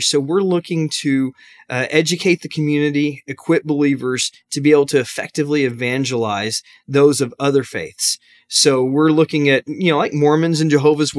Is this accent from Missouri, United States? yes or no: no; Arlington, Texas, United States; I grew up in Arlington, Texas